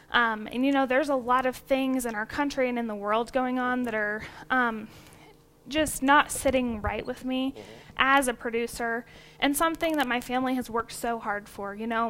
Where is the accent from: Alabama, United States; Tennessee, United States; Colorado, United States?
Colorado, United States; Eads; I was born and raised in Eads, Colorado, in the southeast corner of the state, just about 35 miles north of Lamar. Grew up I'm the fifth generation on the Uhland side, and I'm also the fifth generation on my mom's side, the Muhlenberg side